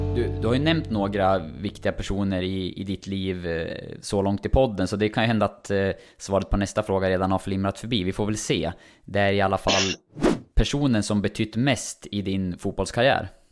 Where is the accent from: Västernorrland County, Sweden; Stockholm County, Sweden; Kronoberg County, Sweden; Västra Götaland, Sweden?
Västernorrland County, Sweden; Sundsvall; Som Sundsvallsbo